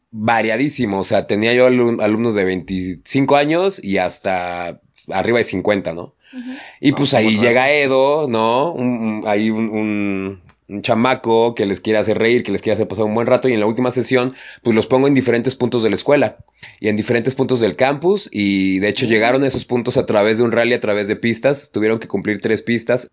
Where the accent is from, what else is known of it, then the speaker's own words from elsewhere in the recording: Mexico; a nosotros como mexicanos